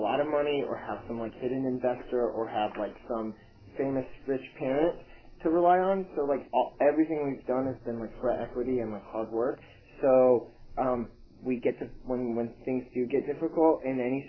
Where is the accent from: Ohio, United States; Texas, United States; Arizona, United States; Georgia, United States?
Arizona, United States; Phoenix; also born or lived in California; now in Nashville, United States; I'm from Phoenix, but I spent a lot of time on the coast